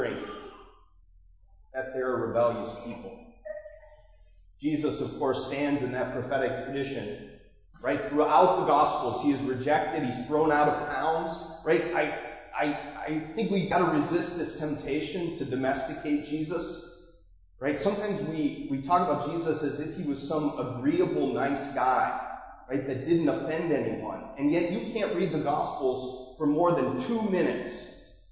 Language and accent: English; Marblehead, Massachusetts, United States; That's my hometown.